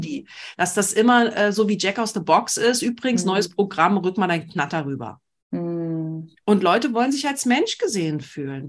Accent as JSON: {"language": "German", "region": "Berlin", "country": "Germany", "said": "als Berlinerin"}